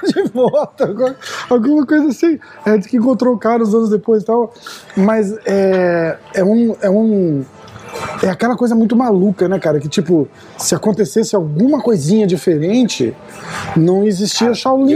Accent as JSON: {"language": "Portuguese", "country": "Brazil", "also_born_or_lived": "Boston", "moved": "yes", "said": "A gente é brasileiro"}